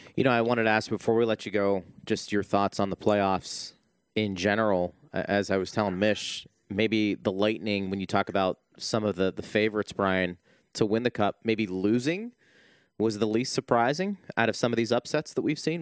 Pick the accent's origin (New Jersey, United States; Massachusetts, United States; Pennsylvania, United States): Pennsylvania, United States; Pittsburgh; moved away; growing up in Pittsburgh